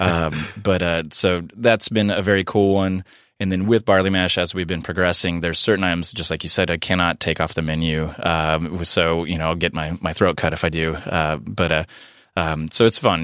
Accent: San Diego, California, United States; being born and raised in San Diego

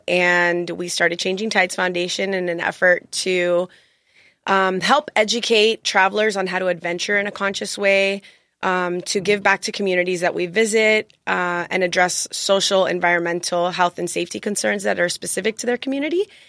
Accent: Miami, Florida, United States; moved away as an adult; now in San Diego, United States; I'm actually an attorney, and I'm from Miami, Florida

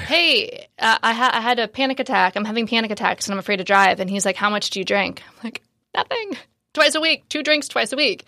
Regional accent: Marin, Northern California, United States; moved away as an adult; also born or lived in San Francisco / Los Angeles / Bali / Asia; I'm from Northern California, so I grew up in Marin, right outside of San Francisco

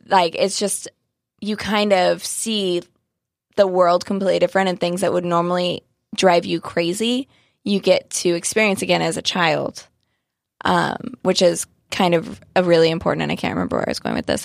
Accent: Joshua Tree, California, United States; now in San Diego, United States; I grew up in Joshua Tree

